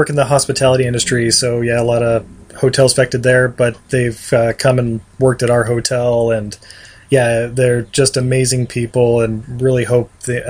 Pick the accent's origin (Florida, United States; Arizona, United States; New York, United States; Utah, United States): Utah, United States; I was born and raised in Utah